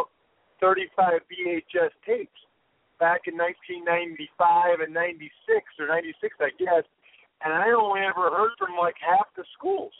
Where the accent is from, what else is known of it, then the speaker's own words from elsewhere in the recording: Reading, Pennsylvania, United States; my hometown of Reading, Pennsylvania